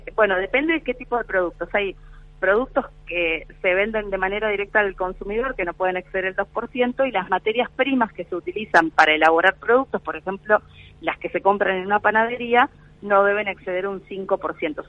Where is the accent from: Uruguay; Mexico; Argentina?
Argentina; estamos como país Argentina